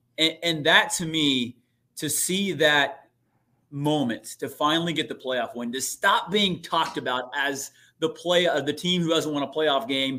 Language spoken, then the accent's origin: English; Newark, Ohio, United States; moved away as an adult; also born or lived in Columbus, Ohio; now in Cincinnati, United States; I'm from Newark is actually where I'm from, which is about 45 minutes northeast of Columbus.